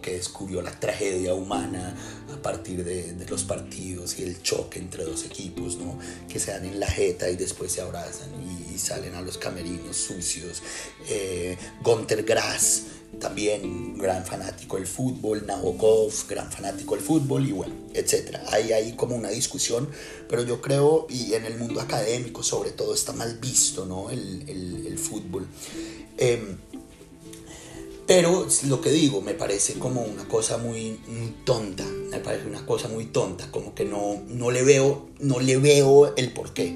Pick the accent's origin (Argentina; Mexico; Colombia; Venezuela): Colombia; also born or lived in Israel; now in Spain; yo ahorita vivo en España, yo viví en Israel, eh, eh, nací en Colombia